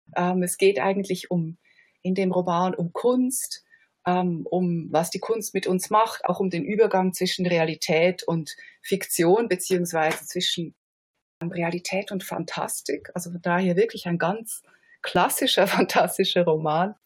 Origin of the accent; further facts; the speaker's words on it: Switzerland; als Schweizer Kritikerin